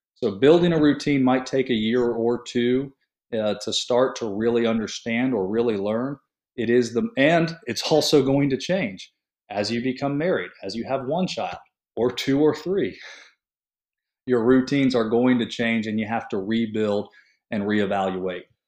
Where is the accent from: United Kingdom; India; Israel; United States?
United States; St. Petersburg, Florida; leaving my hometown of Saint Petersburg, Florida